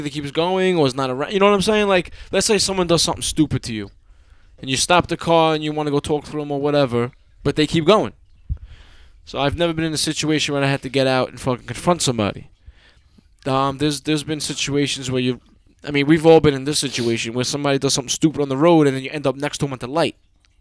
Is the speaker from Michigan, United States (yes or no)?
no; Long Island, New York, United States; also born or lived in Brooklyn, New York; I was born in Brooklyn, I learned how to talk in Brooklyn. I know you're supposed to say speak, but fuck everybody. I learned how to talk in Brooklyn, but then I grew up on Long Island. So I'm all fucking mixed up